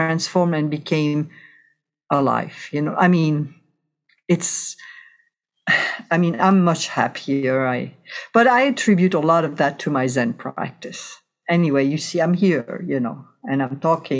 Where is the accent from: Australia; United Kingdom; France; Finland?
France; west coast of France; moved away as an adult; also born or lived in Chicago, Illinois; now in California, United States; I was born and raised in France. And then when I was 23 years old, things did not work out for me in France, so I emigrated to the United States